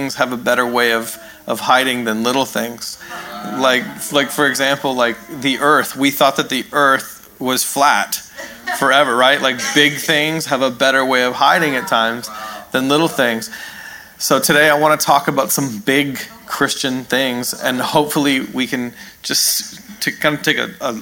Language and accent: English; Canada; also born or lived in New York, United States; now in California, United States; I'm actually a Canadian